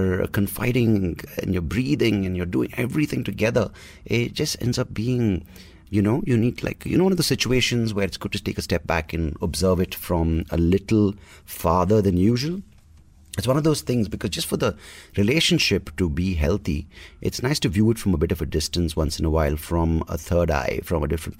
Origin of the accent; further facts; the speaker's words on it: Bangalore, Karnataka, India; I grew up in Bangalore speaking English. I am a Kannada guy